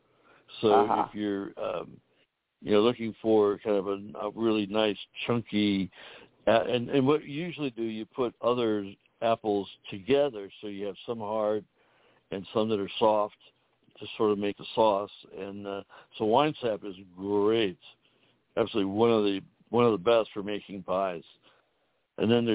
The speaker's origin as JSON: {"language": "English", "region": "Northeast Ohio", "country": "United States", "said": "I'm from Northeast Ohio, where it gets down to 20 below in the wintertime."}